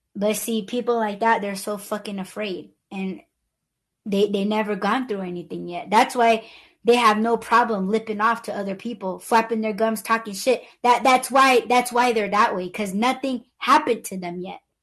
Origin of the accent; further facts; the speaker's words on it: Southwest, United States; I'm Native American